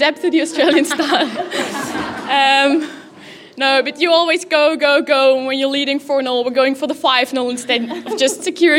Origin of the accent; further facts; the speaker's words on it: Cologne, North Rhine-Westphalia, Germany; English is a second language; also born or lived in Belgium; from Belgium. I actually started playing hockey in Germany because for my dad's job, we moved there when I was 4 years old. So my whole youth, I played in Germany for Rot-Weiß Köln. It's in Cologne.